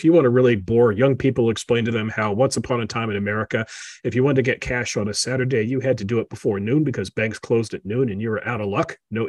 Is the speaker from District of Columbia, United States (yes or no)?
yes; Washington, District of Columbia, United States; Yeah, I grew up in D.C. I'm very familiar with the ways of the town.